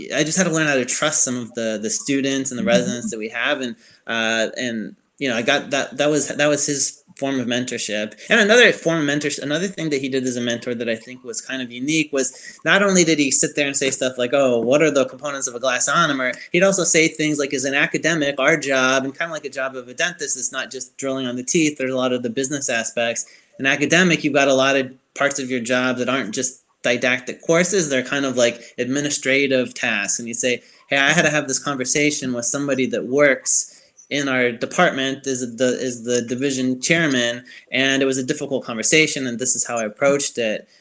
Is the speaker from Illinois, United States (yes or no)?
yes; Chicago, Illinois, United States; accent: Yankee accent; now in Alabama, United States; I'm from Chicago